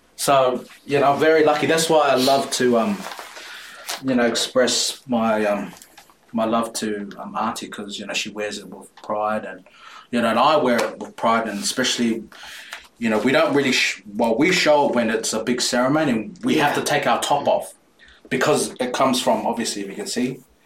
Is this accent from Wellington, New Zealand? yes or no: yes; Porirua, Wellington, New Zealand; also born or lived in Titahi Bay; I'm born in New Zealand, mm. but I grew up in Porirua